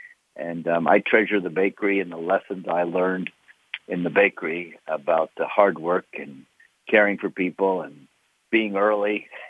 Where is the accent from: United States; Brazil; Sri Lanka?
United States; Pittsburgh, Pennsylvania; Okay. Well, I grew up in Pittsburgh, Pennsylvania. My family had a little bakery, which is located in the heart of Oakland, which is where the universities and the hospitals are.